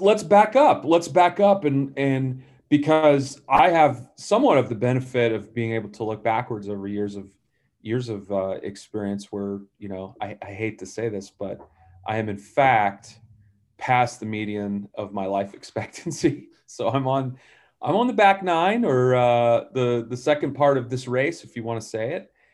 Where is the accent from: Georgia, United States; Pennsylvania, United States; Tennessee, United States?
Georgia, United States; Atlanta; I grew up in Atlanta.